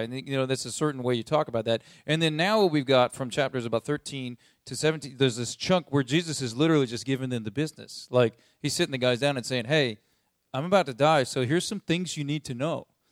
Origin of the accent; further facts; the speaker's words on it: United States; as American people